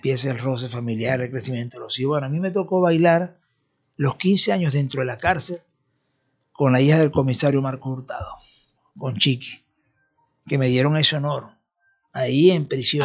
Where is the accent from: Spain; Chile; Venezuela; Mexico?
Venezuela; nosotros por ejemplo como venezolanos